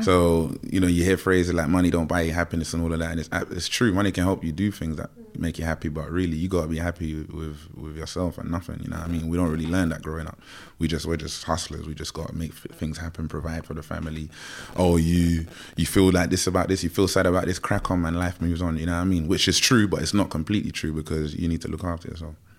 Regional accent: London, United Kingdom; growing up in Tottenham

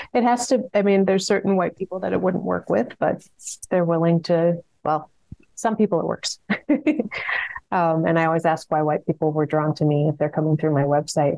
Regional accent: Minneapolis, Minnesota, United States; I'm from South Minneapolis, born and raised

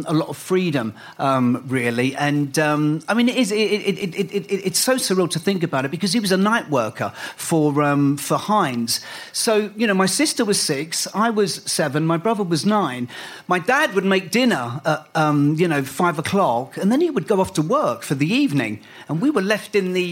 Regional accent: London, United Kingdom; also born or lived in White City / Borehamwood; I was brought up on the Liston Green estate

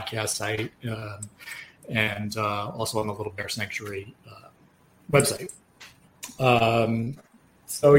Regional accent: Yonkers, New York, United States; we're both from Yonkers

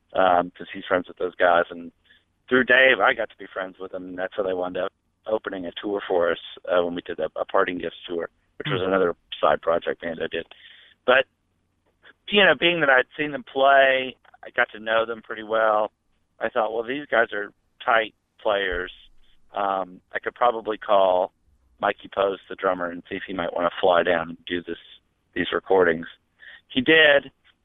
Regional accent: Memphis, Tennessee, United States; moved away as an adult; also born or lived in New York; I'd lived in Memphis most of my life. I mean, I was born there, raised there, and I lived there until 90 or 91, at which point I moved up to New York, and I was back and forth between Memphis and New York for a couple of years.

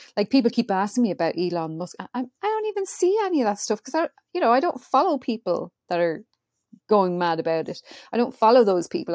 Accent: Ireland; I'm Irish.

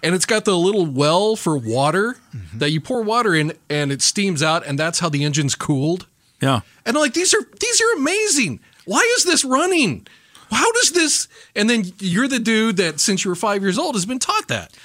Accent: Branson, Missouri, United States; I grew up in Branson, Missouri.

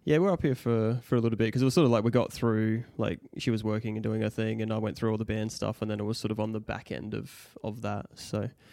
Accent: Mount Gambier, South Australia, Australia; moved away as an adult; now in Adelaide, Australia; we grew up in Mount Gambier

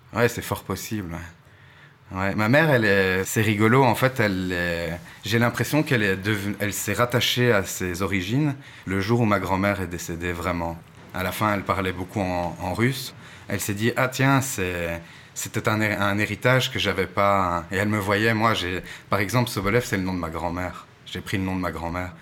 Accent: Ixelles, Brussels-Capital Region, Belgium; je suis né à Ixelles. Je suis 100% bruxellois

